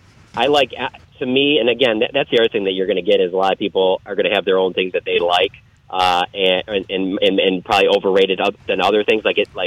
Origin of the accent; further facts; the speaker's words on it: Detroit, Michigan, United States; moved away; I'm originally from Detroit.